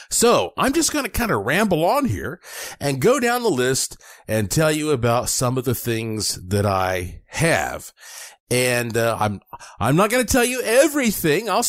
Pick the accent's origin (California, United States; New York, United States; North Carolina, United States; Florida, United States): North Carolina, United States; Asheville; moved away as an adult; now in Las Vegas, United States; in Asheville, North Carolina, my hometown. And of course, I live in Las Vegas now.